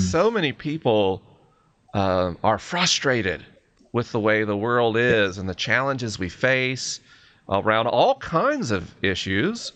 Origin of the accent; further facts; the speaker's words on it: United States; I'm American